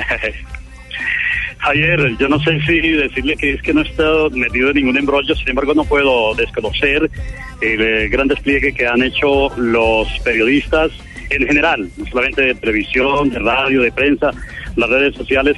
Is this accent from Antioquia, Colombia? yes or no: no; Paipa, Boyacá, Colombia; yo soy boyacense, ustedes lo saben, soy de Paipa, a mucho honor